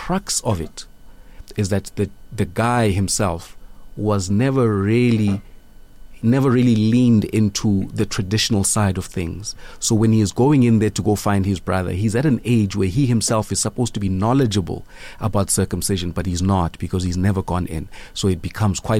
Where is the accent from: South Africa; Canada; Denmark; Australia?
South Africa; Mthatha, Eastern Cape; also born or lived in Johannesburg; now in Malawi; growing up in the Transkei